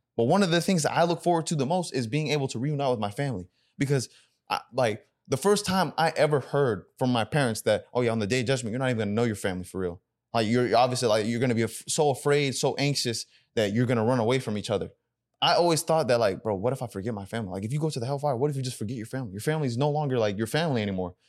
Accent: United States; I grew up in America, so my Sudanese identity was, was lacking at a time.

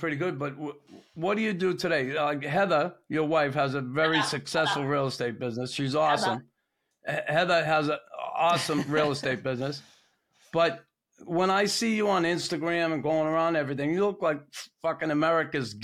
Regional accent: Boston, Massachusetts, United States; I'm a local boy. I grew up in Boston, too

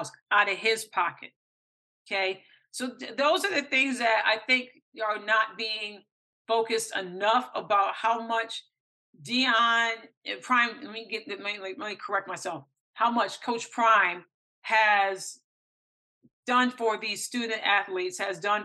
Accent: Michigan, United States; moved away; back home, many of the family and friends that I know in Flint, because I'm originally from Michigan

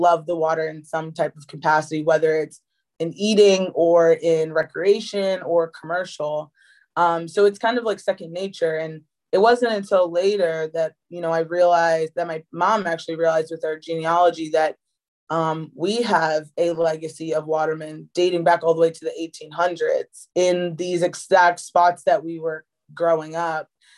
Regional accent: Chestertown, Maryland, United States; I grew up on the Eastern Shore of Maryland, Chestertown specifically

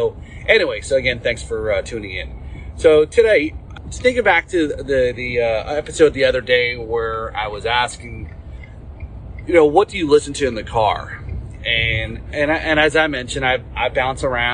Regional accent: Northeast, United States; moved away; also born or lived in New Jersey; I grew up in the Northeast

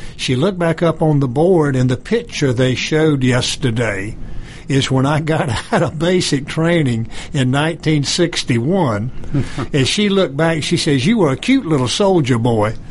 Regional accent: Goldsboro, North Carolina, United States; now in Johns Creek, United States; I'm from Goldsboro, North Carolina originally, so we had a 60th high school class reunion. I went back

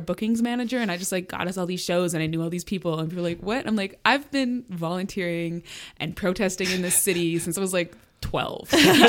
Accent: Victoria, British Columbia, Canada; moved away as an adult; now in Montreal, Canada; So yeah, I was born and raised mostly in Victoria. So I have lived there for a long time. And Victoria is definitely a very beautiful city, but like it says it's a city, but it's kind of more of a big town.

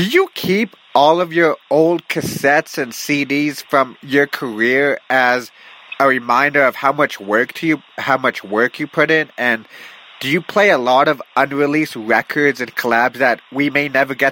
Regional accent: Calgary, Alberta, Canada; I'm from Calgary, Alberta

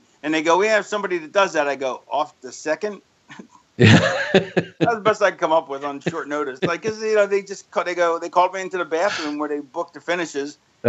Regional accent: Florida, United States; also born or lived in Philadelphia; I grew up in Florida. I was born in Philly and lived there till I was 9.

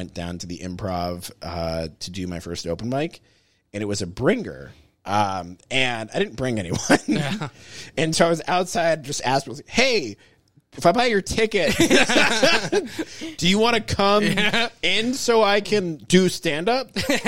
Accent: Pittsburgh, Pennsylvania, United States; I'm from Pittsburgh. I grew up in Squirrel Hill.

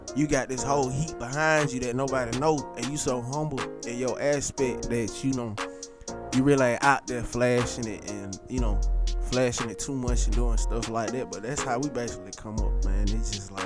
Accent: Atlanta, Georgia, United States; I'm a true ATLian. You know what I'm saying? I was born on Northside Hospital

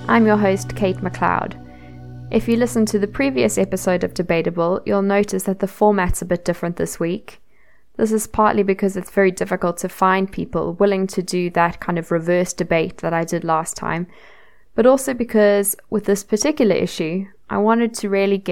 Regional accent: South Africa; Growing up in South Africa

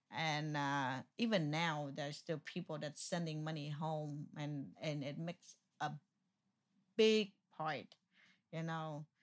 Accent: Vietnam; first language Vietnamese; English is a second language; moved away; also born or lived in Houston, Texas; I'm Vietnamese

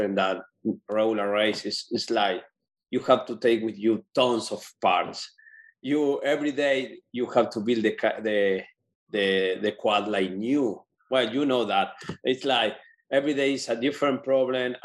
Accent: Patagonia, Argentina; moved away as an adult; now in United States; I was born in Argentina. I moved here 10 years ago

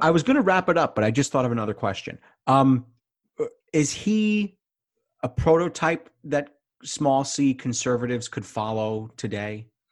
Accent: New York, United States; as a kid growing up in New York

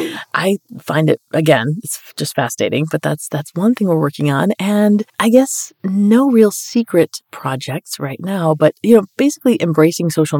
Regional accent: Colombia; moved away; I'm Colombian. I was born in Colombia, so I'm like Colombian

